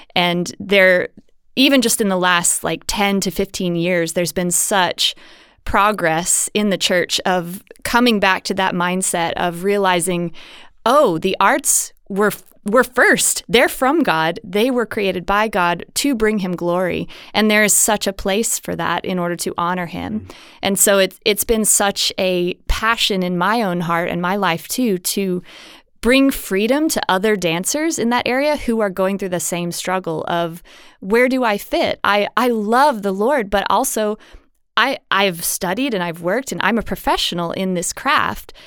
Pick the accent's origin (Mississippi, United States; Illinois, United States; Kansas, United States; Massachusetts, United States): Mississippi, United States; now in Houston, United States; where I grew up in Mississippi in the States